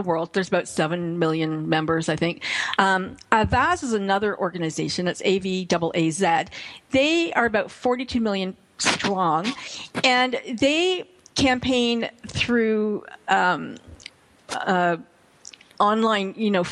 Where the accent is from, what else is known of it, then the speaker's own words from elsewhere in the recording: Canada; as a Canadian